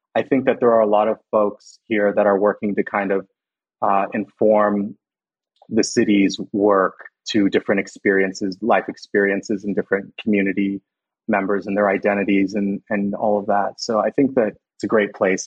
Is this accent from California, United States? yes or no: yes; Los Banos, California, United States; I went to high school in Los Banos